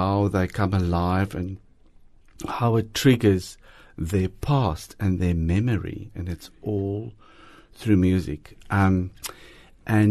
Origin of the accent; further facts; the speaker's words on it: Harrismith, Free State, South Africa; moved away; I grew up in Harry Smith, the Free State